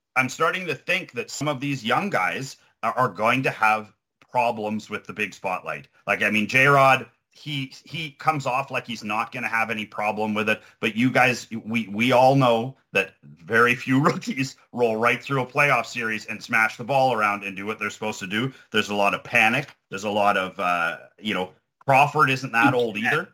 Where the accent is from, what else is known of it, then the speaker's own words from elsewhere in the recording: Ontario, Canada; moved away; I'm from Ontario